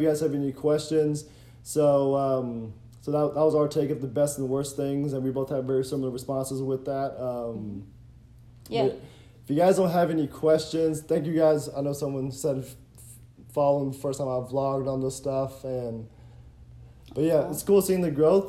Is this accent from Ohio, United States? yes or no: yes; Cincinnati, Ohio, United States; We're both from Ohio